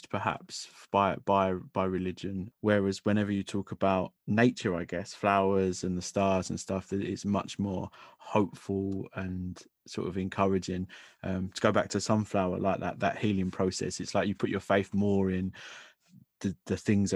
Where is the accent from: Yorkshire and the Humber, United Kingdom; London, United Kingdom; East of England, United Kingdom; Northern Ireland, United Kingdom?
London, United Kingdom; growing up in London